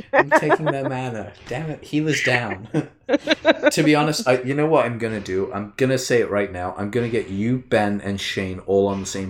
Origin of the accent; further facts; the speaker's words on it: Canada; I'm from Canada. Oh, Canada. I'm Canadian, bro.